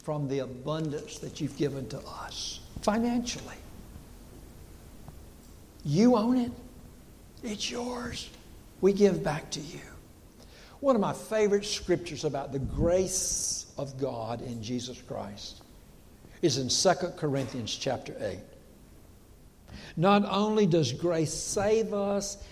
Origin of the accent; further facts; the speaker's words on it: Dillon County, South Carolina, United States; I grew up here in Dillon County.